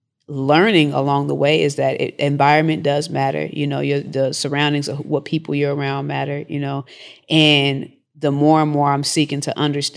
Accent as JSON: {"language": "English", "region": "Washington", "country": "United States", "also_born_or_lived": "New Jersey / Georgia", "moved": "as an adult", "said": "I'm from Washington State, you know, West Coast."}